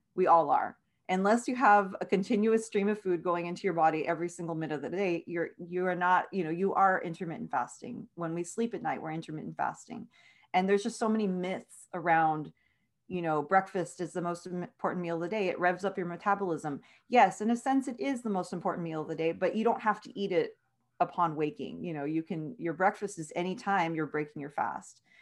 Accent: Edinburg, Texas, United States; born and raised in Edinburgh, Texas

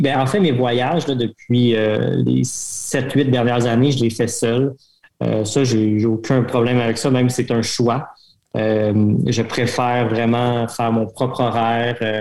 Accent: Canada; je suis Canadien, je, suis enseignant

